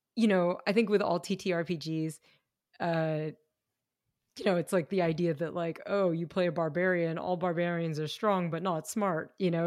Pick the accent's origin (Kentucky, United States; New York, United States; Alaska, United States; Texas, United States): Kentucky, United States; I grew up in Kentucky